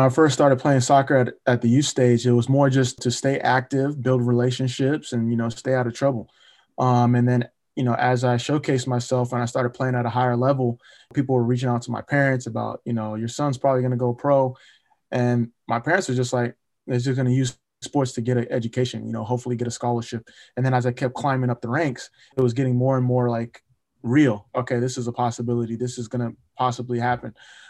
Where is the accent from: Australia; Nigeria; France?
Nigeria; now in United States; And then being Nigerian, you know, especially in the States, I think a lot of people recognize us for our hard work and, you know, how we value education.